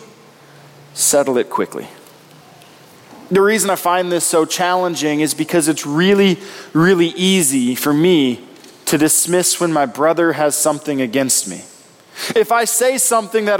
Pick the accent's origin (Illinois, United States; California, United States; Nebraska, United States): Nebraska, United States; moved away; I come from Nebraska